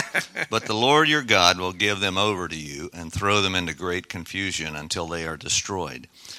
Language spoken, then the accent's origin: English; Dominican Republic; accent: Dominican; My Dominican accent.